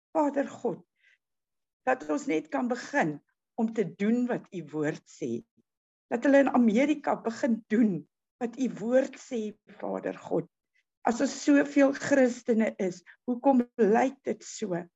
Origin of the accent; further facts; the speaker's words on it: South Africa; Ons as Suid-Afrikaners